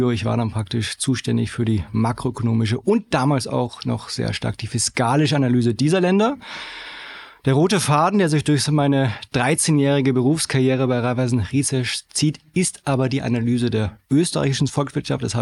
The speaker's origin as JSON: {"language": "German", "country": "Germany", "moved": "as an adult", "lives_now": "Vienna, Austria", "said": "ich bin gebürtiger Deutscher."}